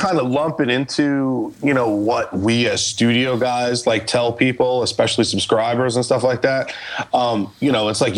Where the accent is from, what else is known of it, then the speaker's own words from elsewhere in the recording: New York, United States; moved away; growing up in New York, and I had like a studio there